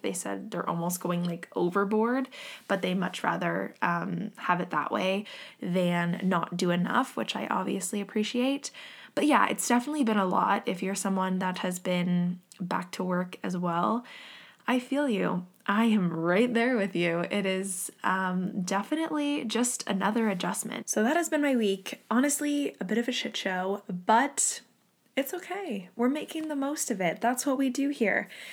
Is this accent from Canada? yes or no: yes; Canada; me and Jocelyn left, um, my hometown. We are both from here